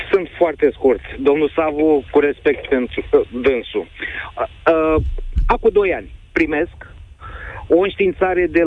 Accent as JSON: {"language": "Romanian", "town": "Tulcea", "region": "Tulcea County", "country": "Romania", "moved": "yes", "lives_now": "Constanța, Romania", "said": "eu de țărână sunt din Tulcea."}